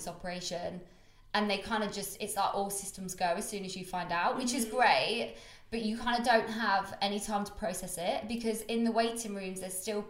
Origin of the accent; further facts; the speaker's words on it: Coventry, West Midlands, United Kingdom; moved away as an adult; now in London, United Kingdom; I'm not going to come back to Cov for a while.